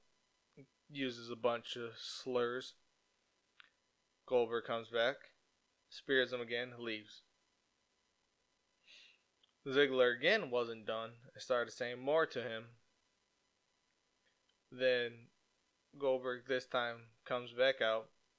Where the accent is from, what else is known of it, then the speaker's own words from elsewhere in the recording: Detroit, Michigan, United States; my hometown, the go-home show in Detroit.